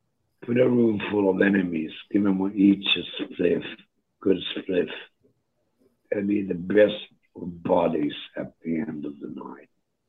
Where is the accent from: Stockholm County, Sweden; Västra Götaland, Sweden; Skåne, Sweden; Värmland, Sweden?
Stockholm County, Sweden; Stockholm; moved away; We're from Stockholm. But I ended up here because of tax.